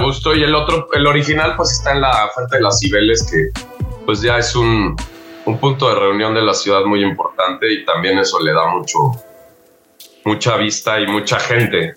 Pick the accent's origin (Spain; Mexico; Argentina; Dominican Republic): Mexico; somos los mexicanos